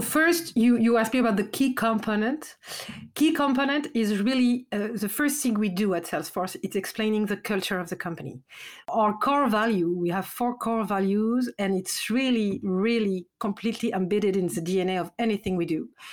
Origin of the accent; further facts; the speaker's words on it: France; accent: French; English is a second language; my accent, I'm French.